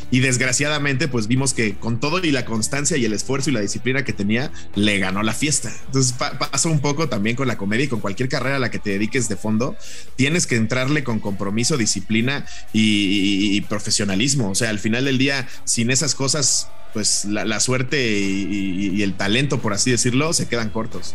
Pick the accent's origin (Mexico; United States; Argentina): Mexico